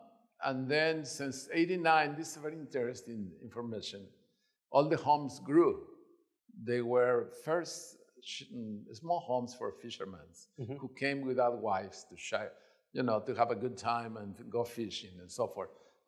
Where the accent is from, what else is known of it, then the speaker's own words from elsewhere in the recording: Mexico City, Mexico; moved away; I came from Mexico City.